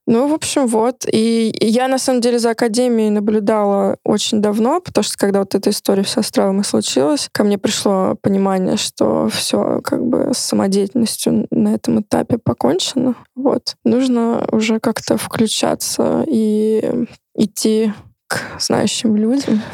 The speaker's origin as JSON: {"language": "Russian", "region": "Moscow", "country": "Russia", "said": "я тоже москвичка"}